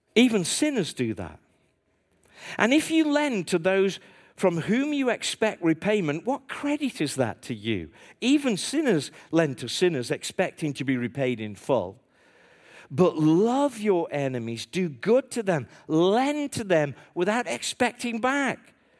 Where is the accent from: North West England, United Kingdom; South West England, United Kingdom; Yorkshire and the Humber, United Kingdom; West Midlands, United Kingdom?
West Midlands, United Kingdom; Stoke-on-Trent; I'm from Stoke on Trent